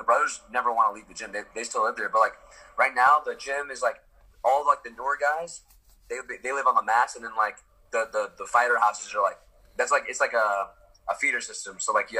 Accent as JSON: {"language": "English", "region": "New York", "country": "United States", "tie": "born there", "said": "I was born in New York."}